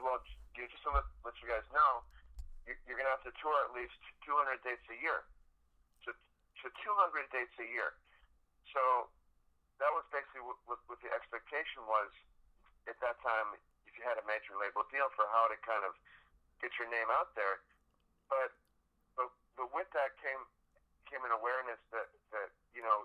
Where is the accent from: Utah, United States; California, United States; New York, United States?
New York, United States; Buffalo; I'm from Buffalo, New York